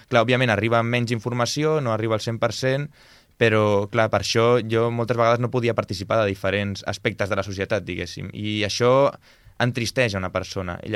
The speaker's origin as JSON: {"language": "Catalan", "town": "Sort", "region": "Catalonia", "country": "Spain", "tie": "born there", "first_language": "sign language", "second_language": "Catalan", "said": "jo vaig néixer a Sort, com has comentat"}